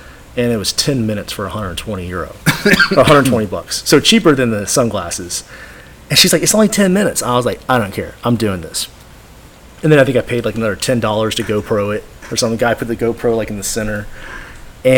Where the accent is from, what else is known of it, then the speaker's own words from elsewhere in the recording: Texas, United States; I'm from Texas